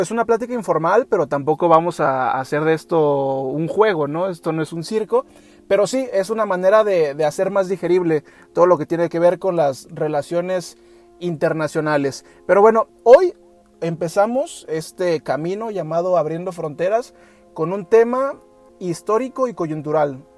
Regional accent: Mexico; nosotros como mexicanos

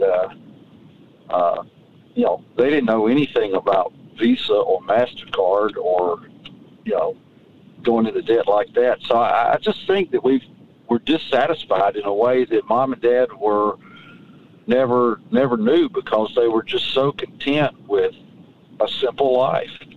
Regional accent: Hampton, Georgia, United States; my hometown of Hampton, Georgia

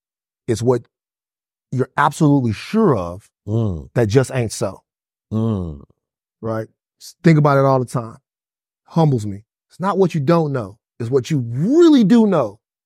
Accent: Deep South, United States; I'm from the Deep South. And so being from the Deep South, I know that there's a psychosis

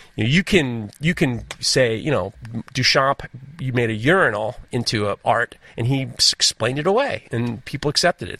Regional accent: New York City, New York, United States; I growing up in New York City

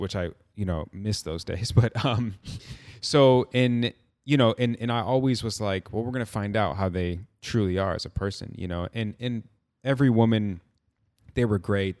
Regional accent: Midwest, United States; been growing up in the Midwest

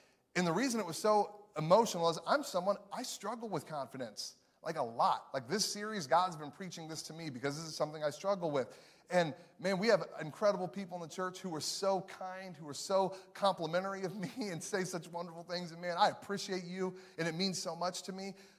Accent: Chicago, Illinois, United States; now in Missouri, United States; because I'm from Chicago. Me and my wife live in Missouri now.

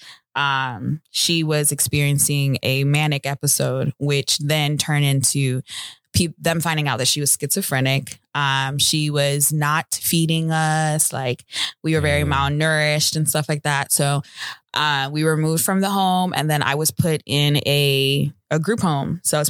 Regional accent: United States; born there; And he was the only one that was born in America. And then I was born in America.

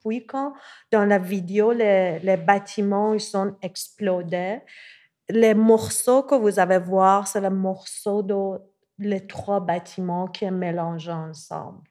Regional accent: Tehran, Tehran Province, Iran; French is a second language; moved away as an adult; now in Montreal, Canada; je suis née à Téhéran, en Iran. J'ai grandi là-bas et depuis 2014, je vis à Montréal

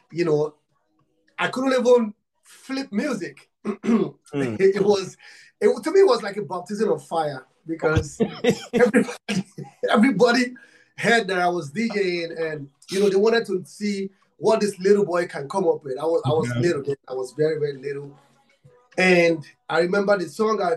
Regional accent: Nigeria; I'm from Africa, Nigeria. I'm from Nigeria

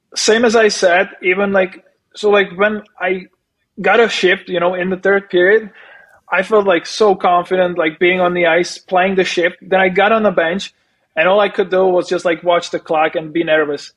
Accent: Czechia; moved away as an adult; also born or lived in Prague, Czech Republic; I live I live in Prague during the summer, and my hometown it's like it's like an hour away

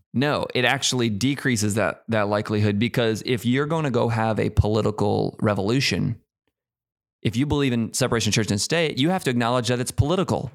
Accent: United States; we're so American

